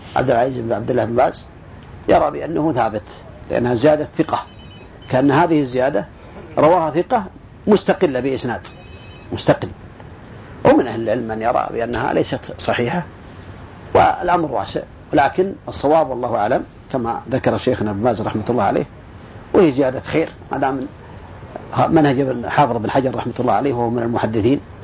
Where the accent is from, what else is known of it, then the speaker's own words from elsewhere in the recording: Saudi Arabia; عندنا في السعودية